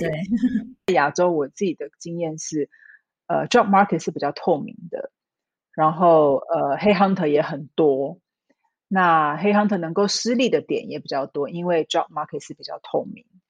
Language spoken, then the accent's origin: Chinese; Taiwan; moved away as an adult; also born or lived in Singapore / Hong Kong / Shanghai / Tokyo; now in Switzerland; 我在台湾出生长大的，然后我大概是二零零四年离开台湾到新加坡工作，然后在新加坡，呃，待了几年，然后后来去了香港，再去了上海，然后后来也去了，呃，东京，然后跟瑞士。那我在二零一三年的时候从上海调到瑞士的总公司